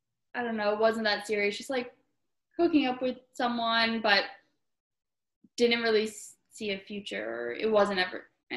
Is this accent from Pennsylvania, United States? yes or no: yes; Yardley, Pennsylvania, United States; moved away as an adult; also born or lived in Philadelphia; now in New York, United States; I'm also from Pennsylvania, from Yardley, which is actually neighboring towns to Newtown from Nick. So we actually grew up in the same county right by each other